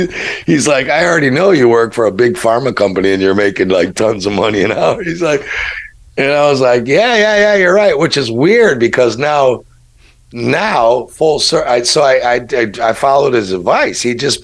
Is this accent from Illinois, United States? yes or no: yes; Chicago, Illinois, United States; I'm from Chicago, really?